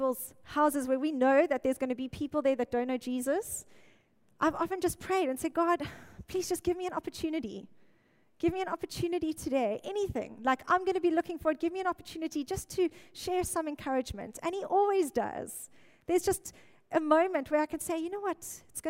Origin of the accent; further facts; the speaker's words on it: Mossel Bay, Western Cape, South Africa; now in Cape Town, South Africa; Okay, no Joburgers here. I came from Mossel Bay.